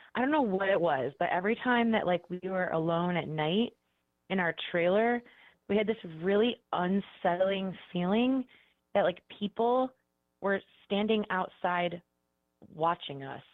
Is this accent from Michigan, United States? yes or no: no; Cleveland, Ohio, United States; now in Columbus, United States; I'm from Cleveland, but I currently live in Columbus